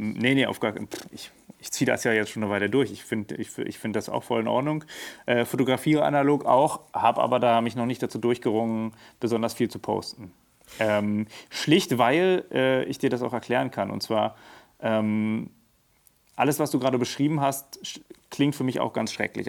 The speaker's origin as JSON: {"language": "German", "region": "Berlin", "country": "Germany", "tie": "born or raised there", "said": "ich bin Berliner, born and raised, äh, geboren in Steglitz, aber dann aufgewachsen in äh, Neukölln"}